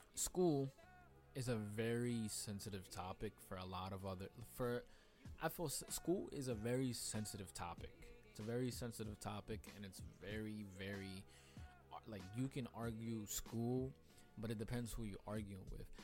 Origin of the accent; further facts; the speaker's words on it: New York City, New York, United States; I'm from Queens